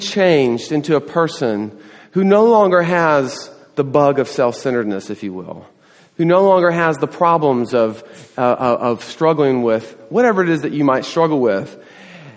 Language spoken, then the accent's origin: English; the South, United States; now in Texas, United States; I grew up in the South